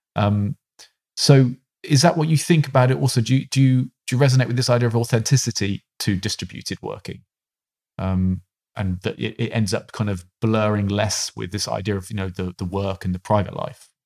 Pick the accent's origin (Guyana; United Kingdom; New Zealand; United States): United Kingdom; being a British man